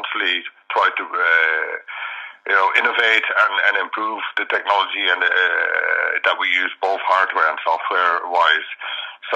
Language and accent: English; Netherlands; now in Ireland; I'm originally from the Netherlands, moved to Ireland in 95